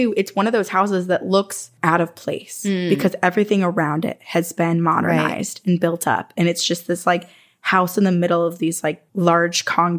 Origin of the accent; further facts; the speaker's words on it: Vermont, United States; moved away; I'm from Vermont.